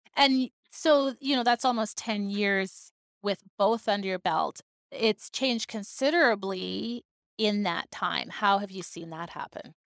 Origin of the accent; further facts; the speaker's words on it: Vancouver Island, British Columbia, Canada; now in Victoria, Canada; I am not originally from Victoria. I mean, I grew up on Vancouver Island